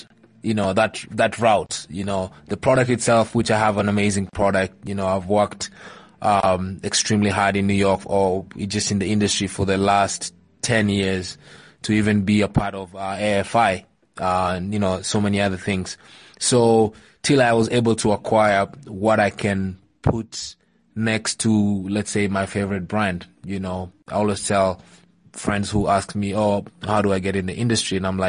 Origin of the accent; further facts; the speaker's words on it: Kakamega, Kakamega County, Kenya; also born or lived in Eldoret; No, I'm not. I'm from, I was born in Eldoret, but I'm from Kakamega.